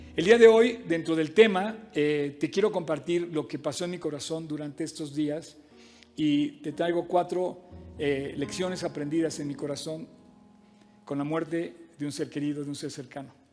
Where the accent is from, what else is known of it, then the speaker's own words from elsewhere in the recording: Mexico; un mexicano que no habla una gota de francés